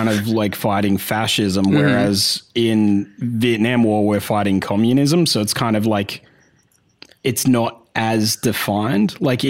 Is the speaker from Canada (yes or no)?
no; Australia; even as an Australian